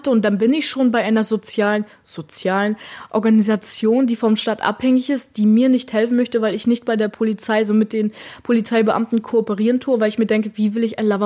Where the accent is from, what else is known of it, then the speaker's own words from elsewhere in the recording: Germany; Niemand hat mir die Hand gereicht und ich als Deutsche.